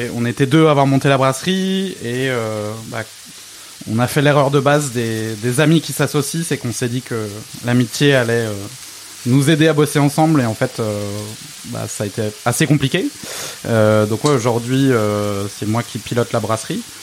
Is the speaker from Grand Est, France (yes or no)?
yes; Alsace, Grand Est, France; moved away; je suis alsacien d'origine